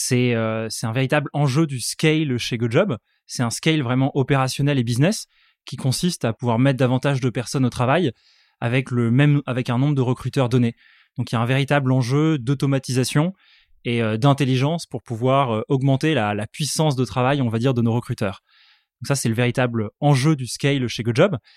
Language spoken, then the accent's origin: French; Aix-en-Provence, Provence-Alpes-Côte d'Azur, France; donc déjà, moi, je viens tout droit euh, d'Aix-en-Provence.